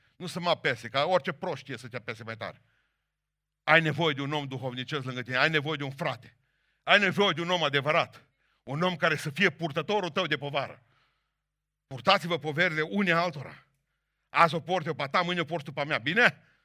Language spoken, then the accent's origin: Romanian; Bihor County, Romania; eu care sunt din Bihor